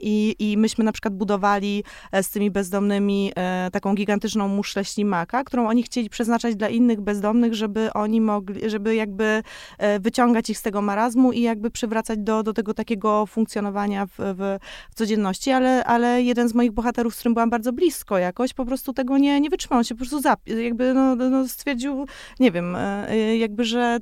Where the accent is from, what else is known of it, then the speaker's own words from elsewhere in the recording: Kałdus, Kuyavian-Pomeranian Voivodeship, Poland; now in Warsaw, Poland; jestem z Kaudusa